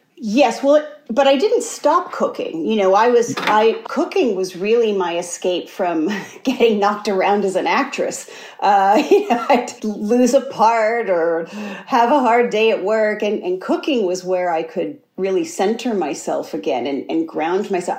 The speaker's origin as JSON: {"language": "English", "town": "Amsterdam", "region": "New York", "country": "United States", "tie": "born or raised there", "also_born_or_lived": "Schenectady, New York / Indiana", "moved": "yes", "said": "I was born in Schenectady, and then the 70s, we actually moved around a lot to Indiana and then back to New York. Uh, but I went to, you know, from a seven on, I went to school in Amsterdam, New York, which is even smaller"}